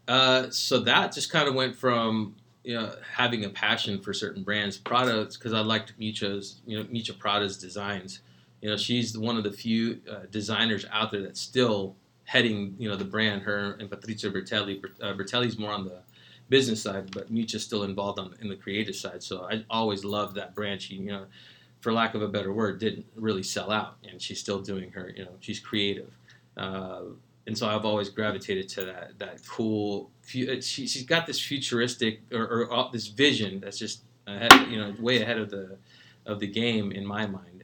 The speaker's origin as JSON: {"language": "English", "town": "San Francisco", "region": "California", "country": "United States", "tie": "born or raised there", "said": "As a kid living in San Francisco, uh, you know, we grew up in the Mission District"}